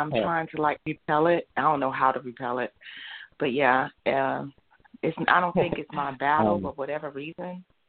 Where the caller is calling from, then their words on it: Georgia, United States; I'm calling from Georgia.